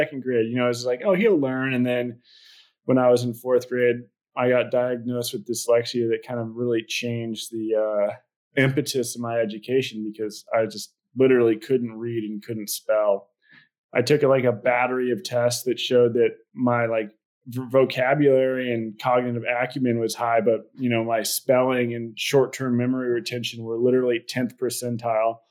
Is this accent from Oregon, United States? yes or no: yes; Portland, Oregon, United States; I was born in Portland, Oregon